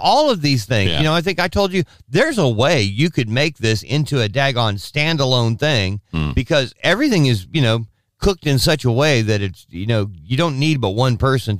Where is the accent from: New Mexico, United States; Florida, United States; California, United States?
California, United States; moved away; as a kid growing up in California